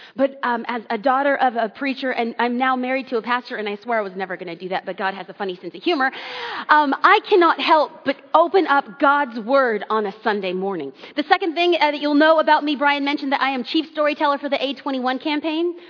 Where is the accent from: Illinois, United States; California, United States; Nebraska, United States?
California, United States; Los Angeles; I am born and raised in Southern California and grew up in Los Angeles